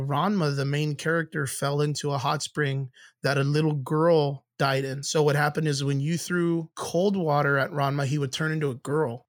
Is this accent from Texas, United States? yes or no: yes; Rio Grande Valley, Texas, United States; I come from the Rio Grande Valley, which is the southmost part of Texas.